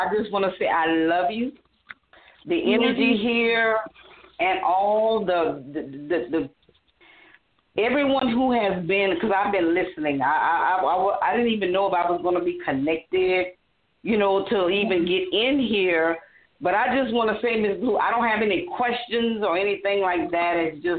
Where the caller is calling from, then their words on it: Louisiana, United States; from Louisiana.